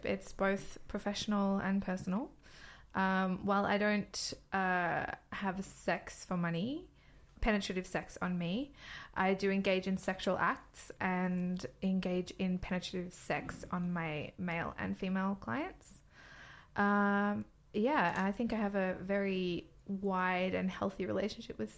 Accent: Australia; now in London, United Kingdom; I'm a London-based dominatrix. I'm from Australia

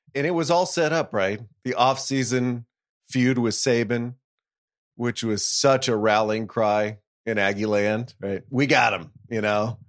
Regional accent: Fort Worth, Texas, United States; I grew up in Fort Worth

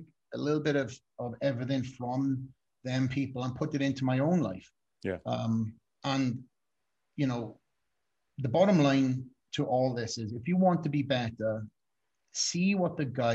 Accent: Wales, United Kingdom; moved away; I'm a kid from Wales.

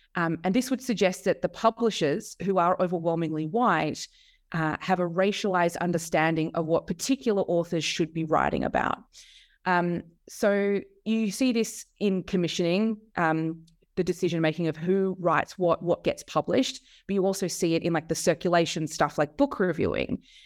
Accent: Melbourne, Victoria, Australia; I grew up in Melbourne uh, in Australia. Uh, that's where I am now

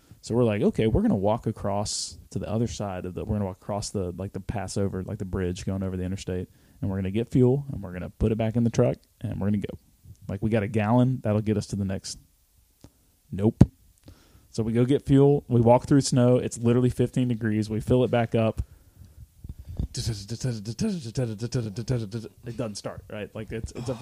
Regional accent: Alabama, United States; I'm from Alabama. Like we don't get, like winter here is not a big deal

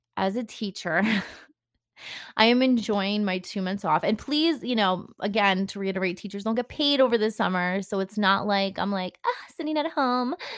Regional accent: New Jersey, United States; I am obviously from New Jersey, and people can say they know when you're from New Jersey by the way you say things

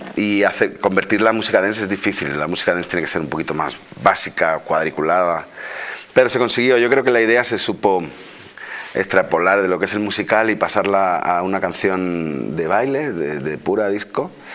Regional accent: Spain

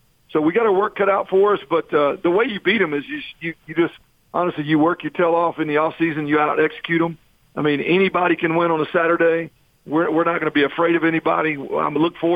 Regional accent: Texas, United States; moved away as an adult; I'm from Texas, but I've coached in 7-8 different states now

